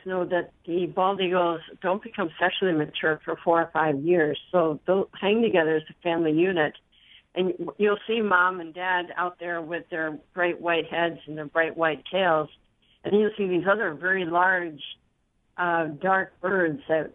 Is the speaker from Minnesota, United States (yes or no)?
yes; Minnesota, United States; I'm a Minnesotan who likes my cooler temperatures